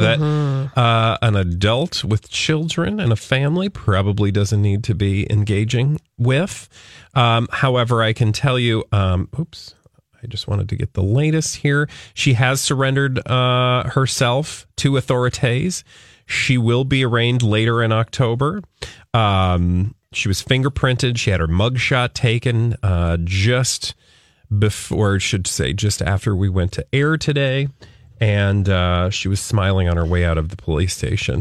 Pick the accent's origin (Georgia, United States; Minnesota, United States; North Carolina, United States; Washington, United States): Minnesota, United States